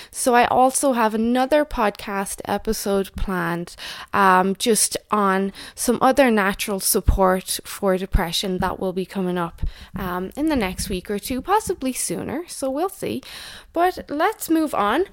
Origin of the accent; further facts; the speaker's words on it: Ireland; moved away; also born or lived in Canada; in Ireland, my home country